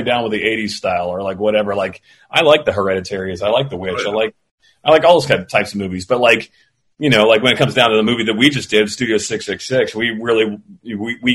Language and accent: English; Florida, United States; I grew up in Florida